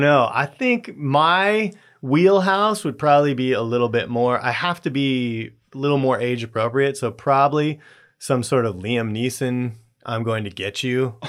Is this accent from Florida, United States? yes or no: no; Southern California, United States; moved away; I grew up in Southern California